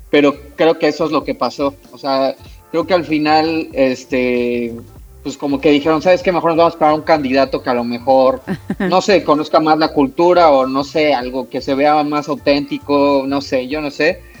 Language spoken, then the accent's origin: Spanish; Mexico; moved away as an adult; now in Canada; cuando yo llegué aquí a Canadá, estaba todo súper cerrado. O sea, cuando yo me fui de México